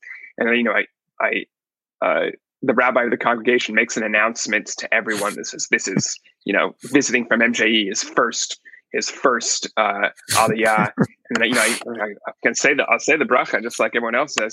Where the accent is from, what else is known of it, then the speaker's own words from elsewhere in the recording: Palo Alto, California, United States; I was born and raised in Palo Alto, California